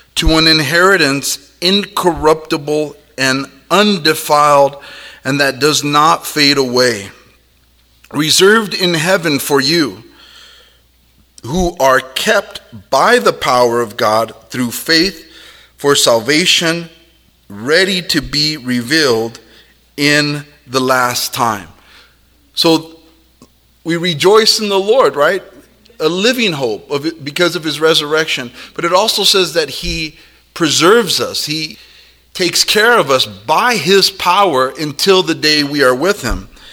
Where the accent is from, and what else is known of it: United States